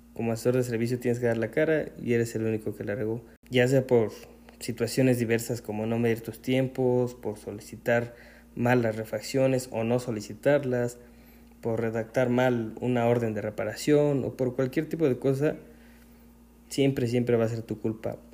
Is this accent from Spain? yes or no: no; Puebla, Mexico; aquí en Puebla, que es de donde yo soy